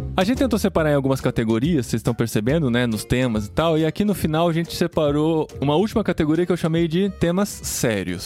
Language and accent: Portuguese; Brazil; moved away as an adult; Desde quando a gente saiu do Brasil